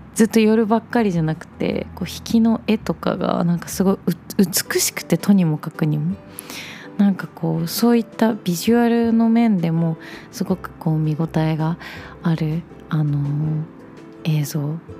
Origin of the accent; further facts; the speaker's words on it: Shimane, Japan; moved away; 私の地元島根県